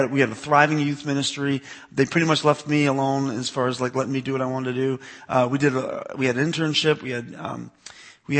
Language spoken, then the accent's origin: English; Boston, Massachusetts, United States; moved away; also born or lived in Bellevue; I grew up in Boston, Massachusetts